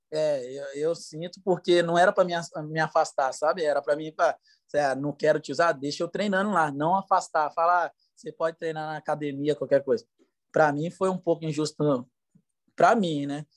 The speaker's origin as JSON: {"language": "Portuguese", "region": "Espírito Santo", "country": "Brazil", "tie": "born or raised there", "also_born_or_lived": "Dubai, United Arab Emirates / Ukraine", "moved": "as an adult", "said": "eu jogava no Linhares, é, do Espírito Santo, da minha terra natal"}